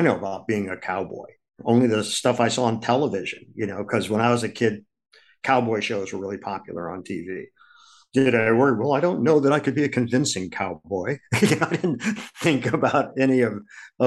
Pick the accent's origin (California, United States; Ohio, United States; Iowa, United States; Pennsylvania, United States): Ohio, United States; Akron; now in New York City, United States; I grew up in Akron, Ohio